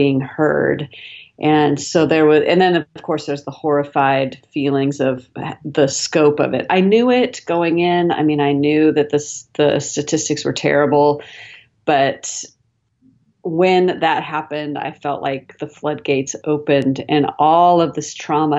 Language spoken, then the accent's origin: English; Seattle, Washington, United States; now in Dallas, United States; I'm actually originally from Seattle